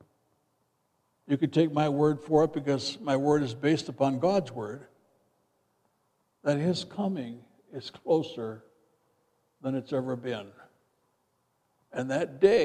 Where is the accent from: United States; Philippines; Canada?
United States; Midwest; moved away as an adult; also born or lived in Freeport, Illinois; now in Tucson, United States; where I grew up back in the Midwest